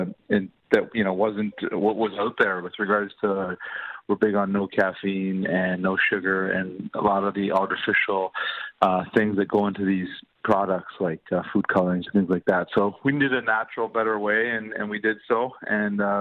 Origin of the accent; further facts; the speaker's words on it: Richmond Hill, Ontario, Canada; I grew up in the GTA